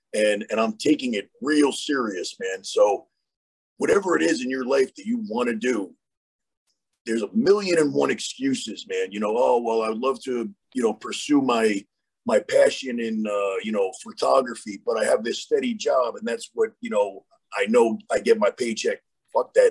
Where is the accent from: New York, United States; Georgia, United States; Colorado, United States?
New York, United States; moved away; I'm originally from New York